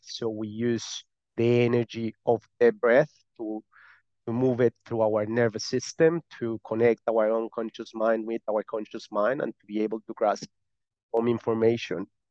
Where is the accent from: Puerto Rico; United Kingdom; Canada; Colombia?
Colombia; accent: Spanish; English is a second language; now in Malta; I'm not from Malta. I'm from Colombia. I live in Malta.